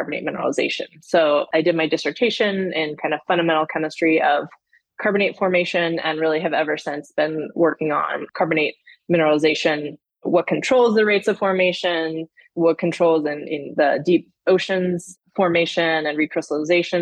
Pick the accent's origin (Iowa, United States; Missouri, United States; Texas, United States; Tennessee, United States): Texas, United States; Houston; moved away as an adult; I grew up in Houston, Texas